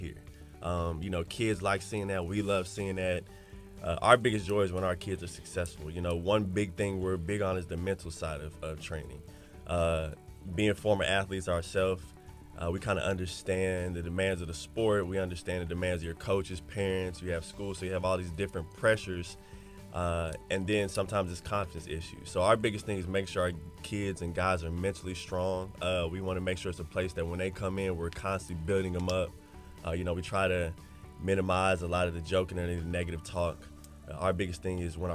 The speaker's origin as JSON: {"language": "English", "town": "Pasadena", "region": "California", "country": "United States", "tie": "born or raised there", "moved": "yes", "said": "I was born in Pasadena"}